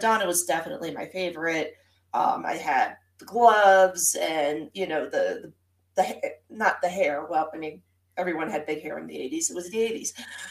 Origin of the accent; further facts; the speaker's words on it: New Jersey, United States; I grew up in New Jersey